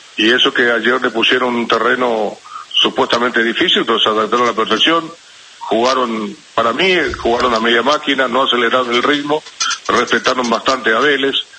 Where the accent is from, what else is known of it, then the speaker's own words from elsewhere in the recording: Paraguay; acá en mi país